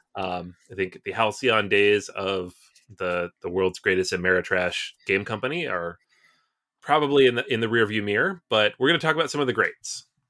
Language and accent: English; Seattle, Washington, United States; moved away; I'm originally from Seattle